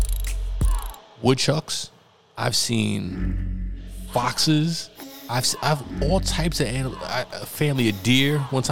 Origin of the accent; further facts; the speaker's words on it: Yonkers, New York, United States; also born or lived in Bronx, New York / Jamaica, Queens; I grew up in Yonkers